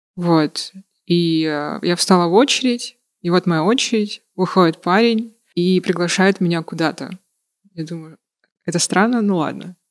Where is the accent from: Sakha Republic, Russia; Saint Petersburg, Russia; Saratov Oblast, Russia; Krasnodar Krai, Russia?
Sakha Republic, Russia; Yakutia; now in Moscow, Russia; я с Якутии.